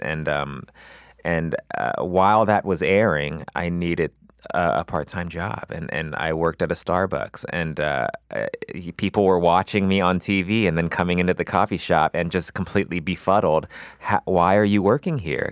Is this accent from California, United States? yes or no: yes; Los Angeles, California, United States; I grew up in West L